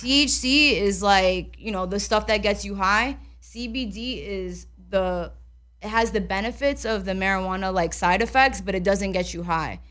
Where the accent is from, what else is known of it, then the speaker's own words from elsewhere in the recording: New York, United States; moved away; I'm from New York